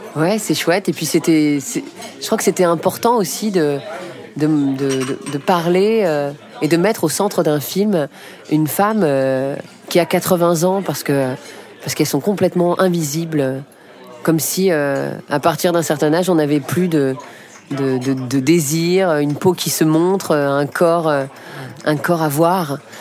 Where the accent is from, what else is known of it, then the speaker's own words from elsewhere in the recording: Paris, Île-de-France, France; J'ai grandi euh, dans le 10e arrondissement, pas loin d'ici du tout